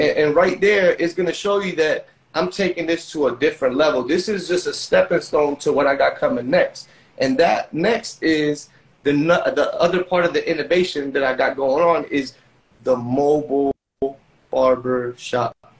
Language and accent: English; Orlando, Florida, United States; also born or lived in Ukiah, California; I'm originally from Orlando